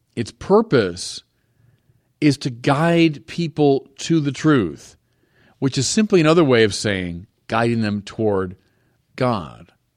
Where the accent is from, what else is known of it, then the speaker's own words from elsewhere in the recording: United States; I'm an American